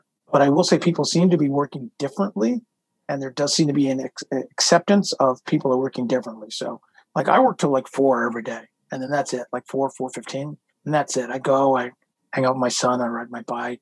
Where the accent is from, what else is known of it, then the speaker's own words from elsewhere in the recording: United States; we're American